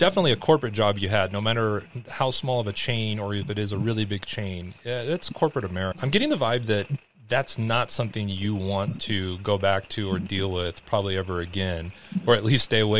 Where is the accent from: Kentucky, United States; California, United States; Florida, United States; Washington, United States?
California, United States; Los Angeles; I grew up in Los Angeles